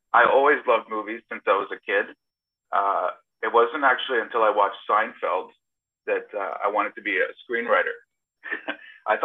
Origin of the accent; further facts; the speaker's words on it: Toronto, Ontario, Canada; moved away as an adult; also born or lived in Belgrade, Serbia; now in Croatia; I was born in Belgrade, Serbia, and I left in 1991 because of the war, Balkan War, and I moved to Toronto. I lived pretty much in the city for 26 years, stayed there